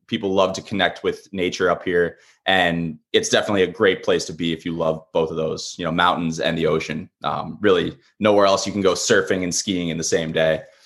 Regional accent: Long Island, New York, United States; moved away as an adult; now in Portsmouth, United States; originally, I'm from Long Island, New York. I grew up, uh, a Mets, a Mets and, uh, Jets fan down there

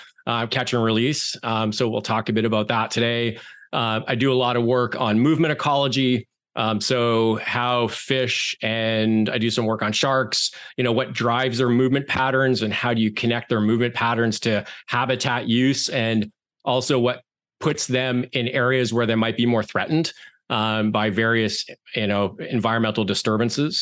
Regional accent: Canada; moved away as an adult; also born or lived in Turks and Caicos Islands / Eleuthera, Bahamas / Alberta; now in Amherst, United States; I grew up in Canada

